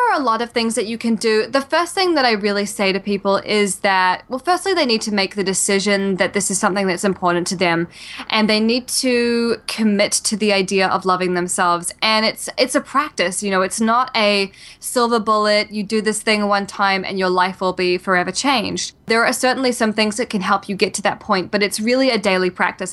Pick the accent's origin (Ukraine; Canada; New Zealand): New Zealand; also born or lived in Australia; now in New York City, United States; I'm originally from New Zealand and, uh, when I was in New Zealand, um, I had a great childhood